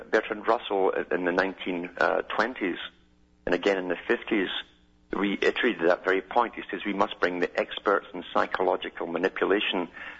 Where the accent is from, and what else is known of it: Scotland, United Kingdom